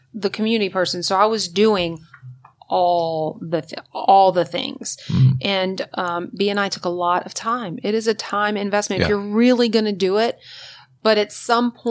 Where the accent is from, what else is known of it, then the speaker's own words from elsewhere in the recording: Hammond, Louisiana, United States; moved away; we're from Louisiana